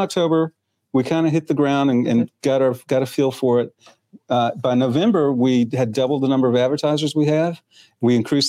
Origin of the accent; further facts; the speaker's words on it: Germany; now in Clarksville, United States; I was born in Germany.